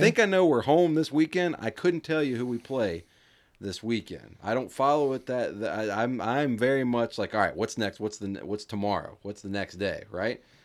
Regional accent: United States; being American

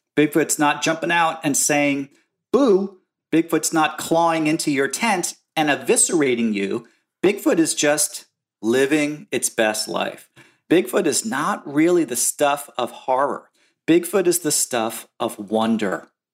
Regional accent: New Jersey, United States; I grew up in New Jersey, in suburban slash rural New Jersey in the nineteen seventies.

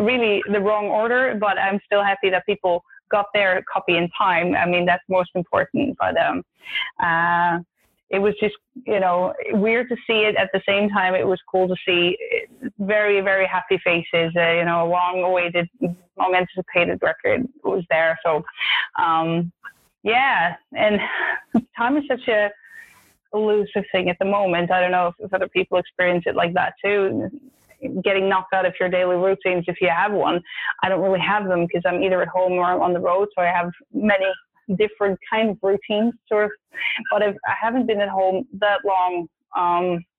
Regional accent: Netherlands; now in Sweden; the Netherlands, where I'm from

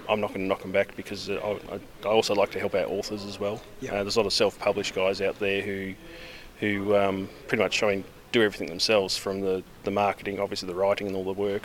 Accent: Australia; I'm Australian, so I've got the Commonwealth

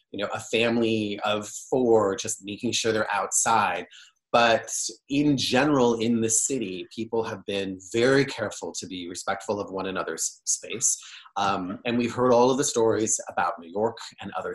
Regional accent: Niagara, Ontario, Canada; moved away as an adult; also born or lived in London, Ontario; now in San Francisco, United States; I'm Canadian by birth

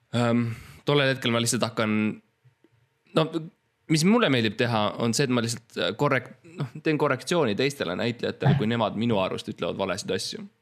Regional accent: Estonia; ma olen eestlane, ma oskan eesti keelt

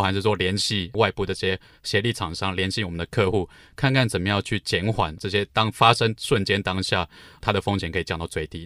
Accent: Luodong, Yilan County, Taiwan; moved away as an adult; 我家乡宜兰，呃，罗东镇

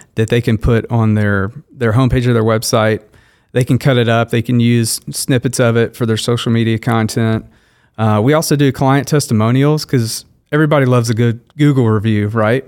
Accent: Shreveport, Louisiana, United States; moved away as an adult; now in Wichita, United States; I grew up in Shreveport, Louisiana, so I was, I was born there, lived there

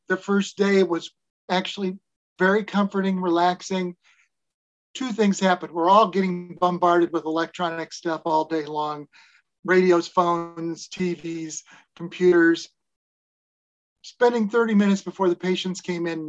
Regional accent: Nebraska, United States; moved away; I was from Nebraska

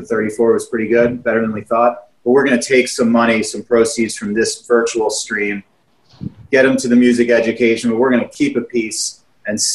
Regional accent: Philadelphia area, Pennsylvania, United States; born or raised there

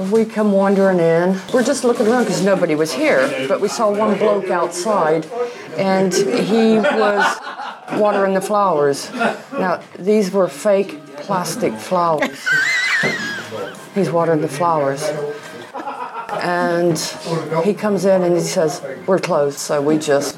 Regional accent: Kansas, United States; also born or lived in Sharpsburg, Georgia / Atlanta, Georgia; now in Draycott, United Kingdom; I'm originally from Kansas

